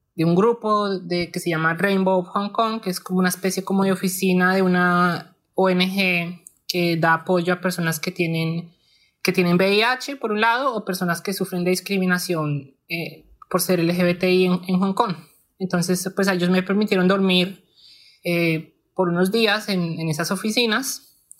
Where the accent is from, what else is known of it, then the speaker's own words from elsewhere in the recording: Bogotá, Colombia; moved away as an adult; now in New Zealand; Yo crecí y pues yo viví toda mi infancia en Kennedy